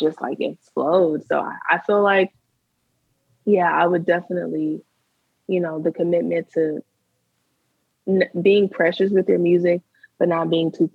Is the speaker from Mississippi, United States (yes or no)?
yes; Mississippi, United States; I'm from Mississippi, so, you know, we were Southern.